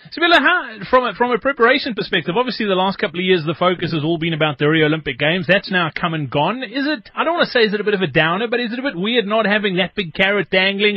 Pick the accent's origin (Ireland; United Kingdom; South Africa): South Africa; as South African rugby fans